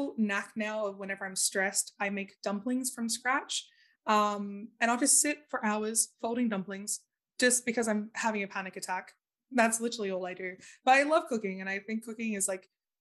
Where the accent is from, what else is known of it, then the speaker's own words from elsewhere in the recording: Australia; moved away; I was born in Australia